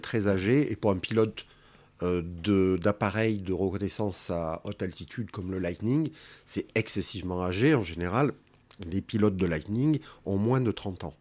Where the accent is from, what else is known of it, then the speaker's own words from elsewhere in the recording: Marseille, Provence-Alpes-Côte d'Azur, France; je suis né à la Pointe Rouge, donc j'ai connu le quartier avant le port, hein, en 1964